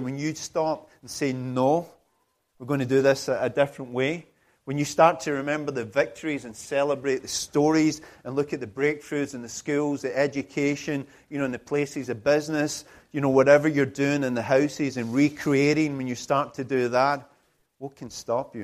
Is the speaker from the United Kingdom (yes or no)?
yes; United Kingdom